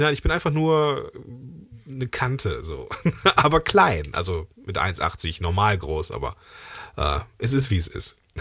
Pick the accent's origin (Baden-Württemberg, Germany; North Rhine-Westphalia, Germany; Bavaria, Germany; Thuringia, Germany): North Rhine-Westphalia, Germany; Langenfeld; ich komme ja aus Langenfeld